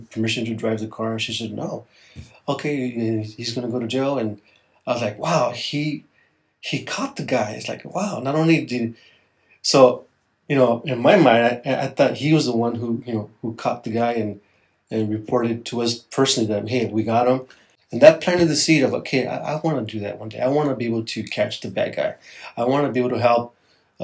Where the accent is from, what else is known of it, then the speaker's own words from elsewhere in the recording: Los Angeles, California, United States; I grew up in East Los Angeles. It's an inner city part of Los Angeles, and I was raised by my mom